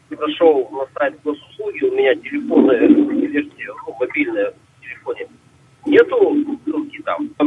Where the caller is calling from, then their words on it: Perm, Perm Krai, Russia; я из Перми, если я опекун